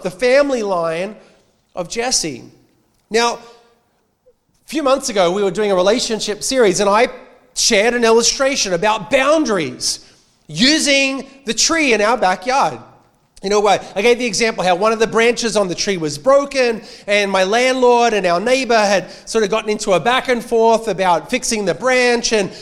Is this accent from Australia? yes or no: yes; Australia; accent: Australian